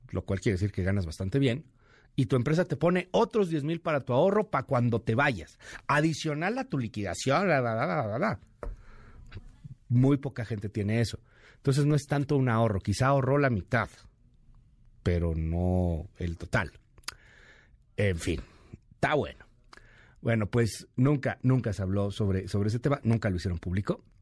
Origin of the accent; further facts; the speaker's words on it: Mexico; Tengo derecho como ciudadano mexicano a obtener esos datos.